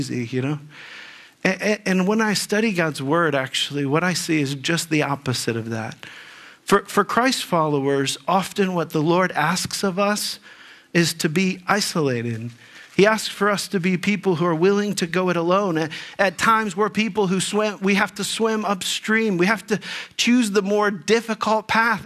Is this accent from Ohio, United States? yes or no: yes; Dayton, Ohio, United States; moved away as an adult; also born or lived in Texas; now in Northeast Ohio, United States; I grew up in the Dayton area